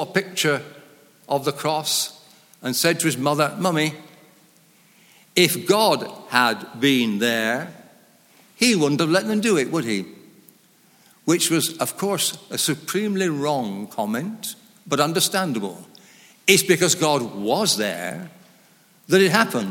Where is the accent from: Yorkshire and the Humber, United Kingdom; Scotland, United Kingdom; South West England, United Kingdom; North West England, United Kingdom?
North West England, United Kingdom; Lancashire; moved away as an adult; also born or lived in Oxford; I was brought up in Lancashire in a very, what they called, low church.